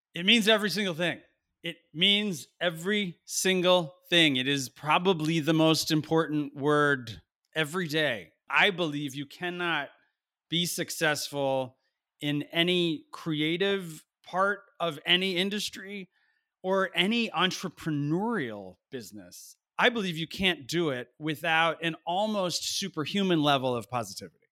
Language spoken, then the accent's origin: English; New Jersey, United States; I was a kid from Nowheresville, New Jersey